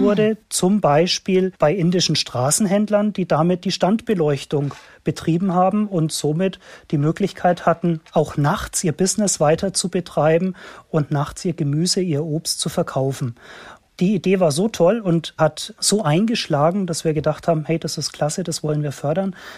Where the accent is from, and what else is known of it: Germany